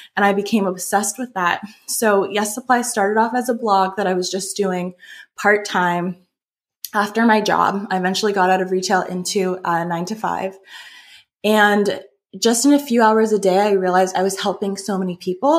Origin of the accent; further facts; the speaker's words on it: just outside of Toronto, Ontario, Canada; I grew up in Canada, just outside of Toronto.